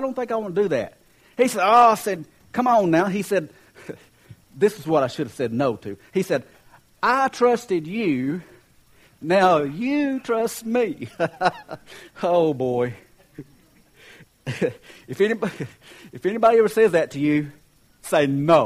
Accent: Kentucky, United States; I'm from Kentucky

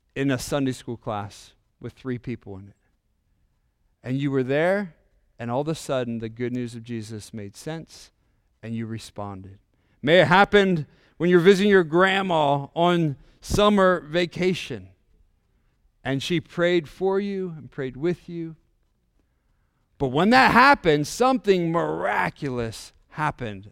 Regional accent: Indiana, Pennsylvania, United States; we're from Indiana, Pennsylvania, a little small town

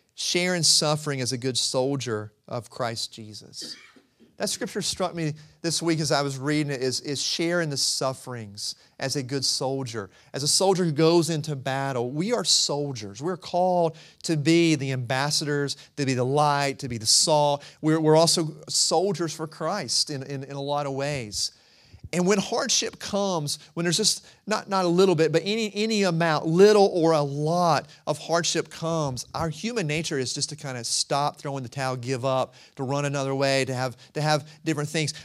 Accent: rural North Carolina, United States; I'm from the mountains. I'm from rural North Carolina too, so I say humble. I put that H in there

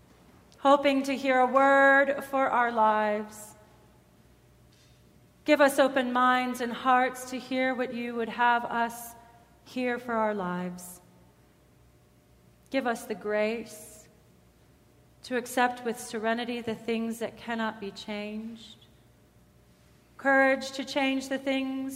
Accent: Ferguson area, Missouri, United States; moved away as an adult; now in Colorado, United States; my hometown

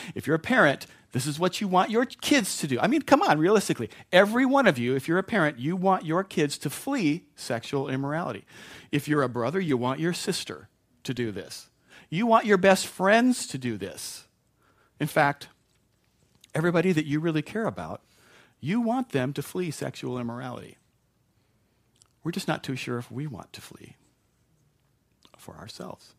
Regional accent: United States

